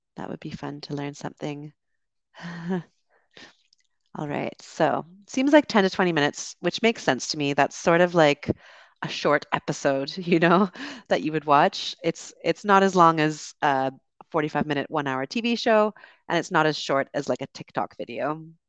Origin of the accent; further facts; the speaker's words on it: Canada; accent: Canadian; moved away as an adult; also born or lived in United Kingdom; now in Dominican Republic; I'm from Canada originally and also lived in the U K and currently streaming to you from the Dominican Republic